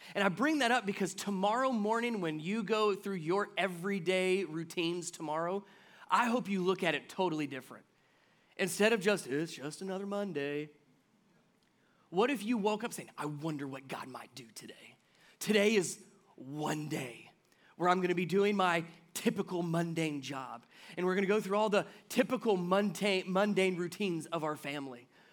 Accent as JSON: {"language": "English", "town": "Cincinnati", "region": "Ohio", "country": "United States", "tie": "born or raised there", "said": "I grew up in Cincinnati"}